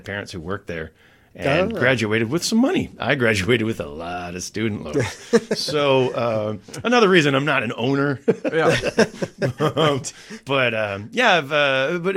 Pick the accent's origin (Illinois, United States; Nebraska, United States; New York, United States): Illinois, United States; Chicago; moved away as an adult; now in Amsterdam, Netherlands; I grew up in Chicago